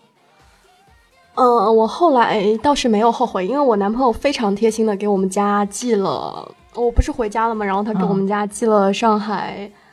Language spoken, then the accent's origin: Chinese; Shenzhen, Guangdong, China; also born or lived in Hunan; 我是湖南人，然后在深圳长大